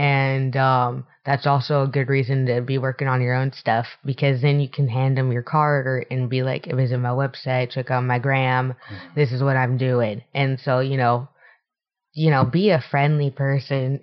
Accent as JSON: {"language": "English", "town": "Scottsdale", "region": "Arizona", "country": "United States", "tie": "born or raised there", "moved": "as an adult", "lives_now": "Los Angeles, United States", "said": "I'm from Arizona. Scottsdale"}